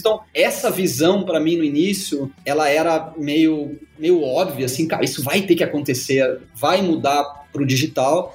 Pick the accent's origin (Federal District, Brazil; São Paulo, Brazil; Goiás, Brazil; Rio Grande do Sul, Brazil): Rio Grande do Sul, Brazil; Gaúcho; eu sou gaúcho